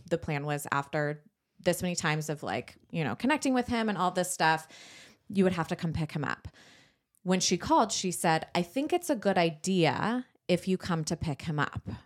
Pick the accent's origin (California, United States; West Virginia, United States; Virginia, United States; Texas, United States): California, United States; San Diego; we grew up in San Diego, North County, San Diego